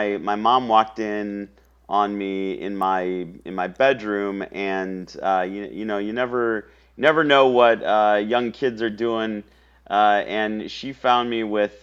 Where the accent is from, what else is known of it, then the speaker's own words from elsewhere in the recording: Council Bluffs, Iowa, United States; moved away as an adult; now in Austin, United States; born and raised in Council Bluffs, Iowa